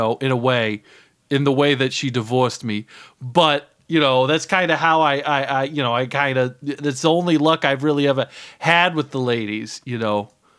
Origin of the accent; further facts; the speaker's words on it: Terre Haute, Indiana, United States; Oh, yeah, I'm American. Never left. Well, you know, I'm here now. Don't, you know, quite remember how I got here, but I am an American guy. I'm from Terre Haute, Indiana.